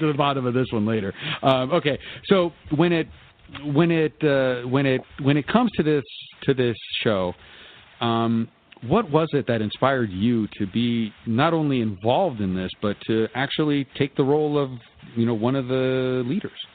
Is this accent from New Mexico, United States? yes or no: yes; Albuquerque, New Mexico, United States; I am from Albuquerque